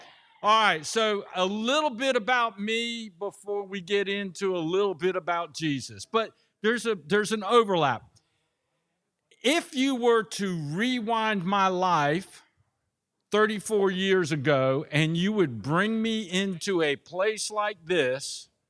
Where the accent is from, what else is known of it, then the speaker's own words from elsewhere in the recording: Germany; born there; I was born in Germany. My dad was military. My mom's German.